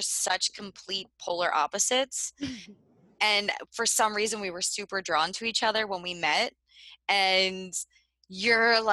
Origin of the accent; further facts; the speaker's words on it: Philadelphia, Pennsylvania, United States; us Philly people